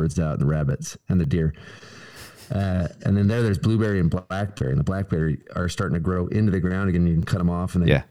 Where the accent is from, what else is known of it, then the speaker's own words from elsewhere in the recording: Nebraska, United States; now in Tennessee, United States; my home state of Nebraska